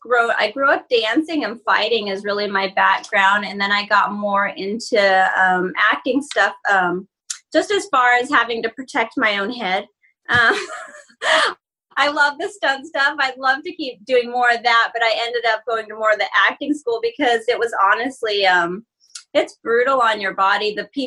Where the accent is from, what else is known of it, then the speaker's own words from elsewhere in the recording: Ogden, Utah, United States; No, I'm from Utah.